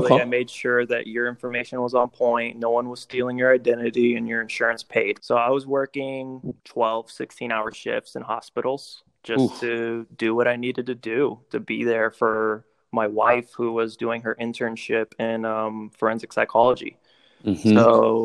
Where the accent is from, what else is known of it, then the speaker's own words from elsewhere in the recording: Miami, Florida, United States; moved away as an adult; also born or lived in Delray Beach / Georgia / Atlanta; now in Indianapolis, United States; born and raised in Miami